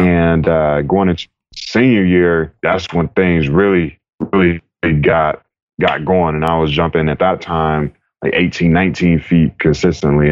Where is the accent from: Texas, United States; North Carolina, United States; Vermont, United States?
North Carolina, United States; Raleigh; now in California, United States; I grew up in Raleigh, North Carolina